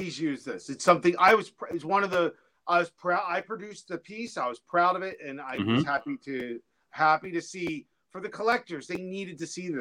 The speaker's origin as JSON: {"language": "English", "region": "New Jersey", "country": "United States", "said": "I'm a guy from Jersey"}